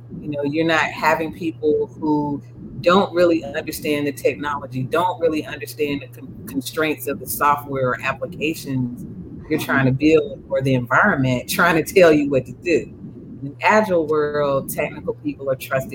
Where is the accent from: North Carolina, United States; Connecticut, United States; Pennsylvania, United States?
North Carolina, United States; Durham; I'm originally from Durham, North Carolina, Bull City for life